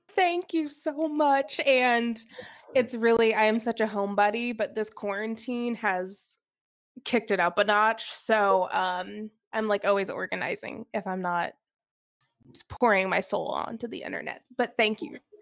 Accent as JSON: {"language": "English", "town": "Alpharetta", "region": "Georgia", "country": "United States", "tie": "born or raised there", "said": "I grew up in the suburbs of Atlanta, Georgia, so I grew up in Alpharetta"}